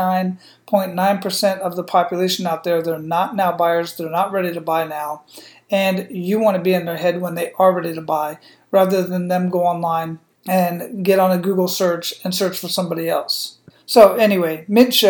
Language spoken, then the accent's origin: English; Phoenix, Arizona, United States; moved away; also born or lived in San Antonio, Texas / El Paso, Texas / Killeen, Texas; I grew up in Phoenix, Arizona